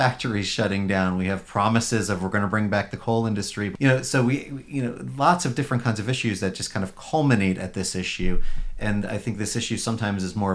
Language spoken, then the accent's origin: English; New York, United States; now in Ohio, United States; I'm a New Yorker originally.